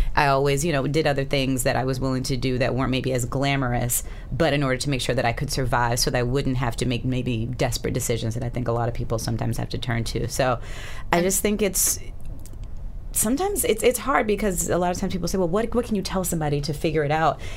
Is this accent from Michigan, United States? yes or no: no; Alabama, United States; moved away; also born or lived in Boston; I again grew up in Alabama. I was born in Boston